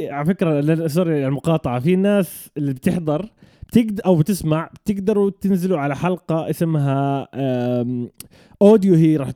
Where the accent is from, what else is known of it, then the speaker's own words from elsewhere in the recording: Jordan; انا من الاردن